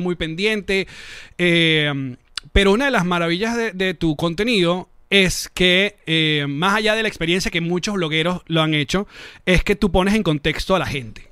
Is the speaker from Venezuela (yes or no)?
yes; Venezuela; also born or lived in Caracas; yo como venezolano